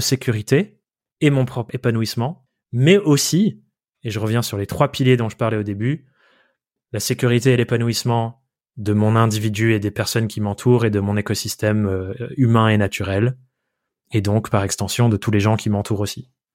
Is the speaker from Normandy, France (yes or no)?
no; Dordogne, Nouvelle-Aquitaine, France; moved away as an adult; also born or lived in Paris; now in Corrèze, France; on habite en Corrèze et j'ai grandi en Dordogne.